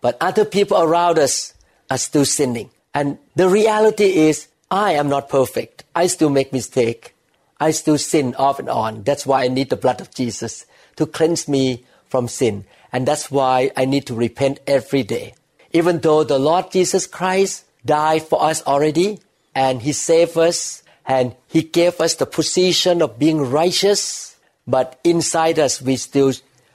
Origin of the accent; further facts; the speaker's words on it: Thailand; the society that I grew up with in Thailand